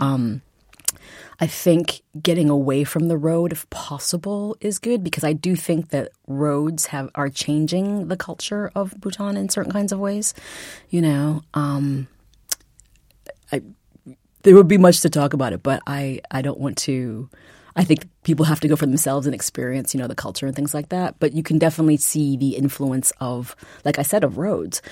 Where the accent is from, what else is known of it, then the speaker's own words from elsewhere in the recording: Massachusetts, United States; I'm from Massachusetts